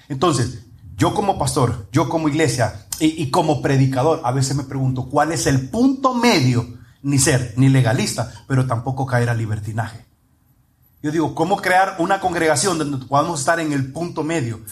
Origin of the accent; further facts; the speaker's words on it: Honduras; moved away; en mi país Usted no le tengo que decir, ya sabe que es el país cinco estrellas, que tiene cinco estrellas en la bandera